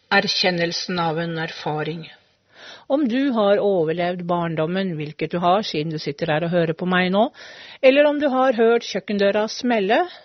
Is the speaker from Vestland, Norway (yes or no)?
no; Hvaler, Østfold, Norway; jeg er jo fra Hvaler, en øy, eller en øy på Hvaler. En øy som heter Asmaløy.